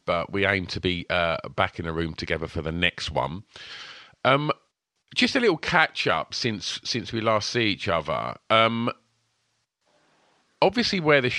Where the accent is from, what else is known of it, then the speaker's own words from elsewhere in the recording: Grays, East of England, United Kingdom; my hometown